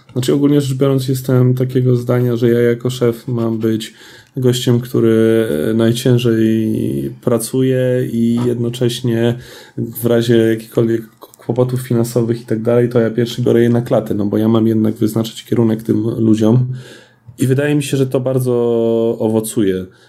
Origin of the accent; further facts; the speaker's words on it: Lublin, Lublin Voivodeship, Poland; jestem z Lublina, całe nasze studio jest z Lublina